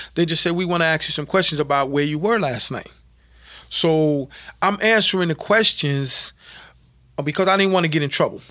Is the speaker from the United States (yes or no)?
yes; New York City, New York, United States; born or raised there